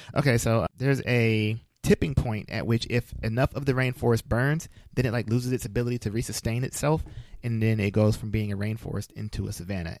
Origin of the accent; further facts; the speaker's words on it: Flint, Michigan, United States; I'm from Flint